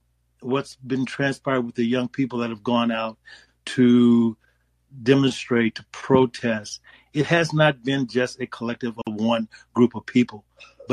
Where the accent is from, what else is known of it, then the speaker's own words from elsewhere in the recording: United States; I grew up in a time when American of European descent were the majority in our country